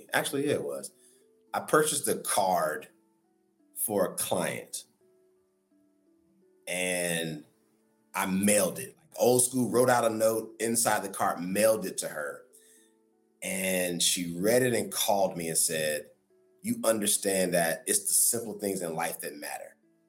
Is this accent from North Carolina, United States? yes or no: yes; North Carolina, United States; accent: Southern drawl; moved away; I'm from the South. I'm from North Carolina. Like I'm a Southern boy at heart, although I live on the West Coast now. It's ingrained in me, that Southern upbringing.